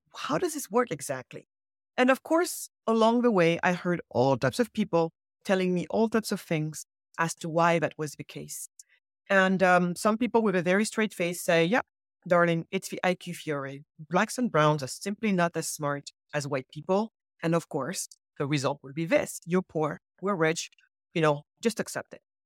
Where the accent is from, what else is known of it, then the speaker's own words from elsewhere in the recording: Senegal; moved away; I was born in Senegal, so because, West Coast of Africa.